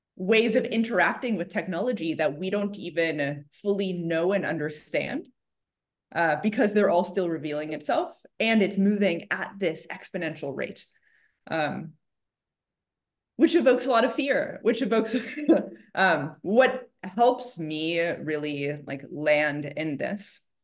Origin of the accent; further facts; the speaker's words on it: Chicago, Illinois, United States; now in Silicon Valley, United States; I grew up in Chicago